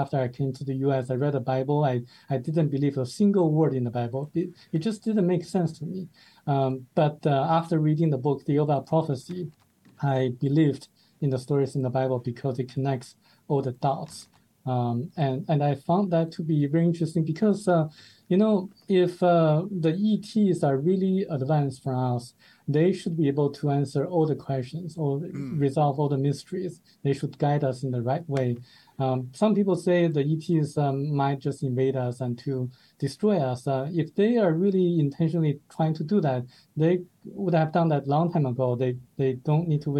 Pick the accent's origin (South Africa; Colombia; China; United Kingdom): China; moved away as an adult; now in United States; I was born in China